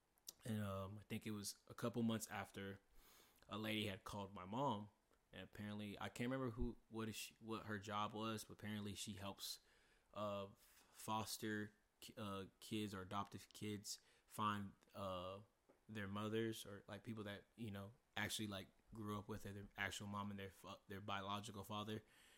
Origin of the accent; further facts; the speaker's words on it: San Antonio, Texas, United States; We never knew about it because we're not from here. We're from San Antonio.